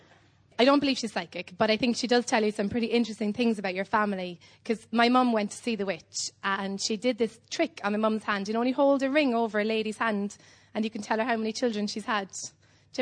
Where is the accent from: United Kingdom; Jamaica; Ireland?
Ireland; Cobh, Munster; I'm from Cove in Ireland. It's an island on the south coast of Ireland.